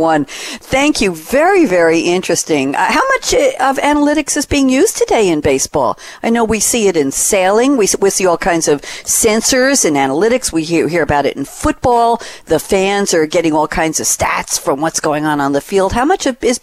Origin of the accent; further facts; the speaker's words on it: New York City, New York, United States; I grew up in Douglaston, Little Neck, went to Bayside High School